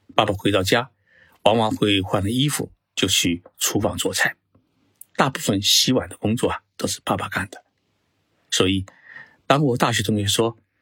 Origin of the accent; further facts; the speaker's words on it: China; 我们中国人